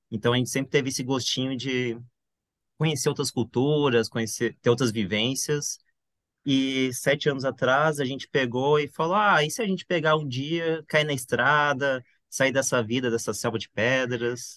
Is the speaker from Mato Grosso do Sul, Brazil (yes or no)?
yes; Campo Grande, Mato Grosso do Sul, Brazil; moved away; also born or lived in Curitiba; minha família é de Curitiba, mas eu nasci em Campo Grande